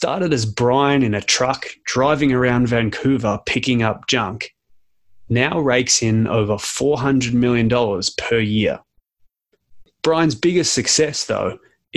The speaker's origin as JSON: {"language": "English", "country": "Australia", "said": "as an Australian"}